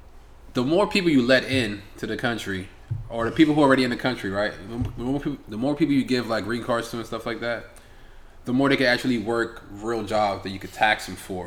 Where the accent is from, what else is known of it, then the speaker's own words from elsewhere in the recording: United States; I was born in America